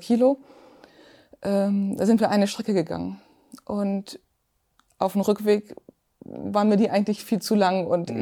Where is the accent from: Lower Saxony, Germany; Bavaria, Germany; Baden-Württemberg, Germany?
Lower Saxony, Germany; Zeven; ich komme aus Zeven, das liegt genau zwischen Hamburg